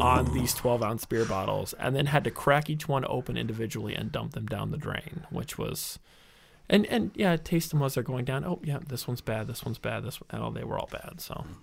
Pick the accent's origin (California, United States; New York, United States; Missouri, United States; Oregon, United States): Missouri, United States; St. Louis; moved away as an adult; also born or lived in Illinois; now in Milwaukee, United States; I'm originally from the Saint Louis area.